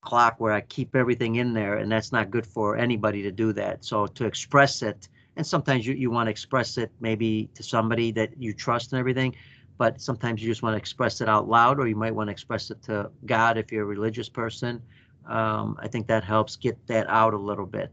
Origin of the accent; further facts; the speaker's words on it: United States; my very first time as an American